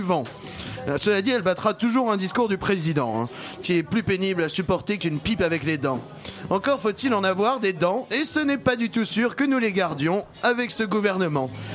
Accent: Côtes-d'Armor, Brittany, France; ma terre natale

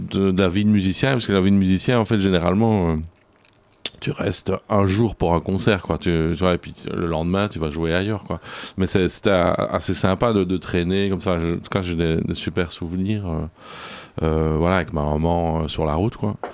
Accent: Belgium; J'ai grandi, grandi en Belgique.

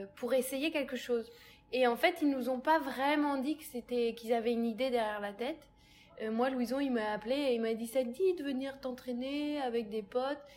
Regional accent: Massy, Île-de-France, France; j'ai grandi à Massy

